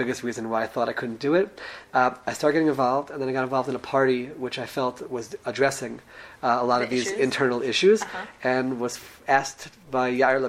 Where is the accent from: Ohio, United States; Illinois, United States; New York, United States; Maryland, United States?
Maryland, United States; Silver Spring; moved away as an adult; now in Israel; I grew up in Silver Spring, Maryland, and went to yeshiva in Israel after high school